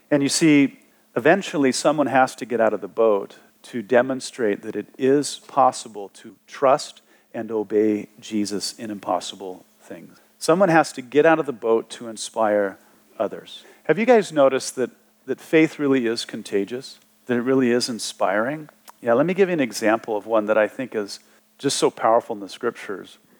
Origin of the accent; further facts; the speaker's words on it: Wyoming, United States; growing up in Wyoming, uh, on the southern border there, right by the Wasatch Front in Utah